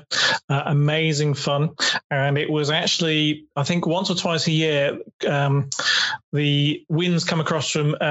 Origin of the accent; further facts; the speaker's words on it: Dorset, South West England, United Kingdom; I'm from Dorset